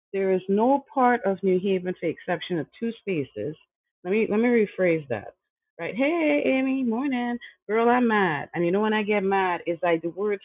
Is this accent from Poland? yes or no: no; Trinidad & Tobago; now in New Haven, United States; I am from Trinidad and Tobago. I came here undocumented